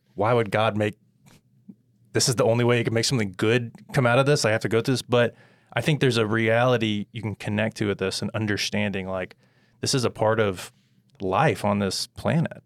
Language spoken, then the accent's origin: English; United States; as an American reader